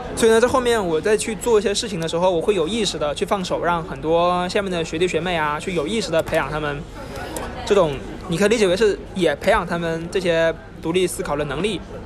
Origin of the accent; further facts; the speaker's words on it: Hainan, China; moved away as an adult; 因为我是从海南来的嘛